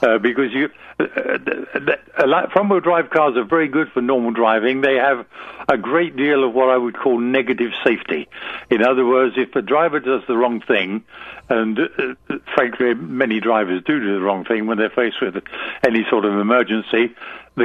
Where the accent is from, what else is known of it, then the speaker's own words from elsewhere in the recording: England, United Kingdom; moved away as an adult; England, which is where I lived then. I was born in England